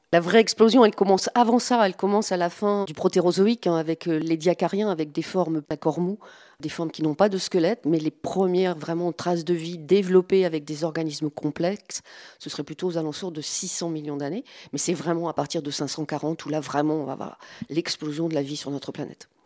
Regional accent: the Nord, Hauts-de-France, France; moved away; je suis originaire du Nord

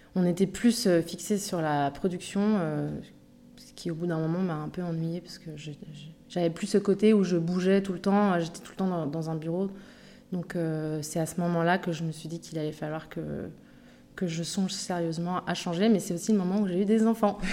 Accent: Paris, Île-de-France, France; moved away as an adult; now in Bali, Indonesia; j'ai grandi à Montmartre. Je suis un pur produit de Montmartre.

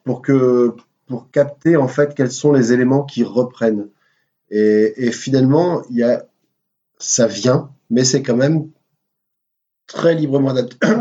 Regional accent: Ch'ti, Hauts-de-France, France; on est on est on est ch'ti

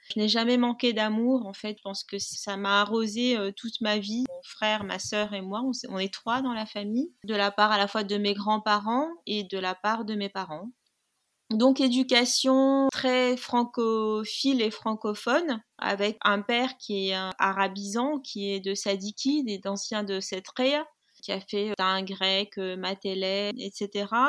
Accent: Tunis, Tunisia; moved away; also born or lived in Algiers, Algeria; j'ai grandi dans une, euh, une famille tunisienne

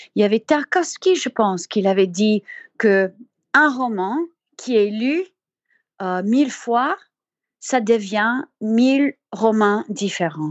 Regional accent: Colorado, United States; French is a second language; je viens de Colorado, des montagnes.

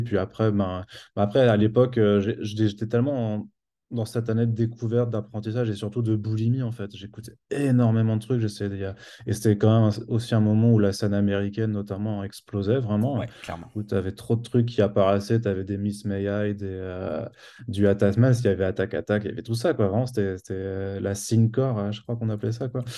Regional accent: Strasbourg, Grand Est, France; moved away; je viens de Strasbourg

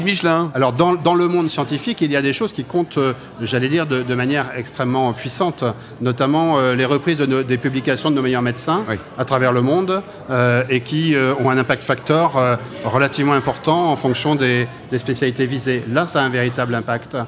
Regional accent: Brittany, France; je suis breton d'origine

